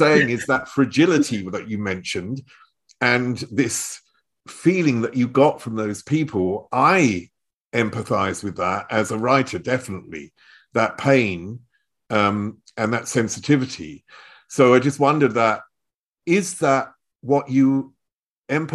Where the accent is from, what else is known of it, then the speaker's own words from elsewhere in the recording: Chelmsford, East of England, United Kingdom; now in Germany; I was brought up in Chelmsford, which is the other side of London